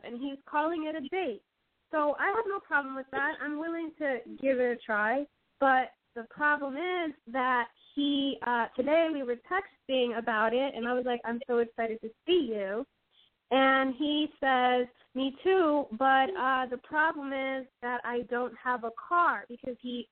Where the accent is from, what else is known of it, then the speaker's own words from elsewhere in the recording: Puerto Rico; also born or lived in Key West, Florida; I was born in Key West, Florida, but raised here in Puerto Rico